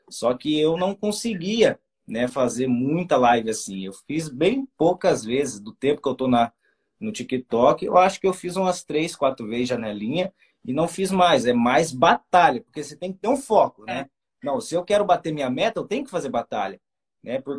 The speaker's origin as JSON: {"language": "Portuguese", "region": "Paraná", "country": "Brazil", "said": "A gente é do Paranazão, né? a gente fala meio tudo errado, a gente vai enrolando, né?"}